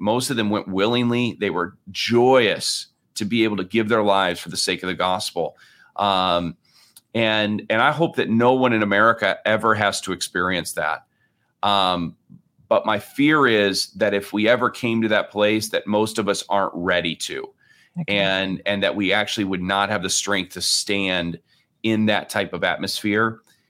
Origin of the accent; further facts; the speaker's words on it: Lake Michigan area, United States; And I grew up here basically on Lake Michigan, and I'm a terrible swimmer, which is, you know, funny for somebody who grew up near the lake.